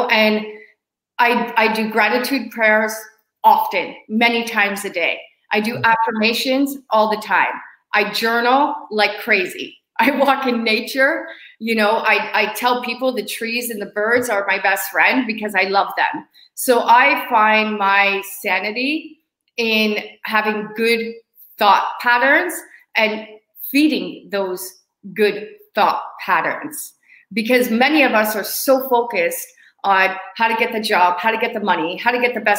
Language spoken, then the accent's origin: English; Hamilton, Ontario, Canada; being in Hamilton, my hometown, I've been here longer than I usually am.